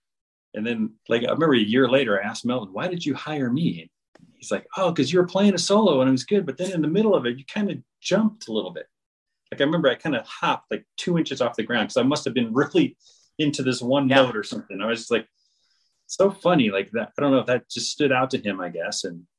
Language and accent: English; Berkeley, California, United States; I grew up in the Berkeley, Oakland area, and I went to Cal Berkeley